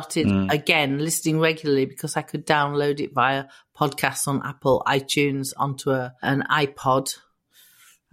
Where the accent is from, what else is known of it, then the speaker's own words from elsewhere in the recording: Immingham, Yorkshire and the Humber, United Kingdom; I was brought up on the East Coast in Immingham. It's right on the East Coast.